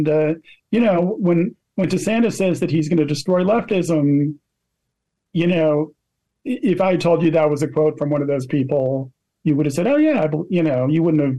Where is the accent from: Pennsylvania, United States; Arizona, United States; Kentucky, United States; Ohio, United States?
Pennsylvania, United States; Philadelphia; I already had the disgusting event in my hometown of giving the Liberty Medal from the National Constitution Center to George W. Bush